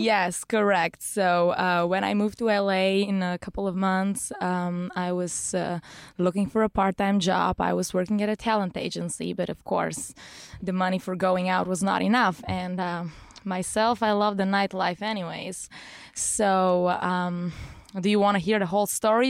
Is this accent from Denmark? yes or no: no; Bulgaria; moved away as an adult; now in Los Angeles, United States; born and raised there.